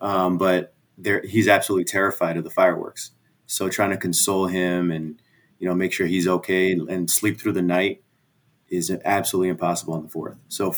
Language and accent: English; Hoffman Estates, Illinois, United States; also born or lived in Chicago; I was born in Chicago, but grew up, I moved to Hoffman Estates in like second grade